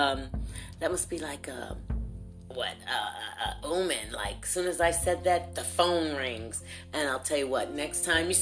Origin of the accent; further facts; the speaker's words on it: Lorain, Ohio, United States; now in Louisville, United States; I'm in Louisville, Kentucky. I'm a transfer from the Buckeye State of Lorain, Ohio.